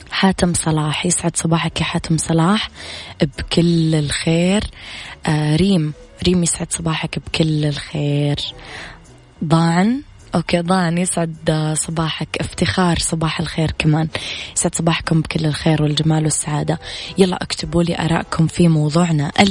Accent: Riyadh, Riyadh Province, Saudi Arabia; الو السلام عليكم … من الرياض

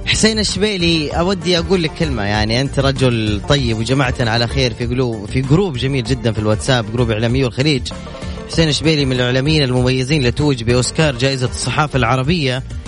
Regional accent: Jeddah, Makkah Province, Saudi Arabia; انا من جدة

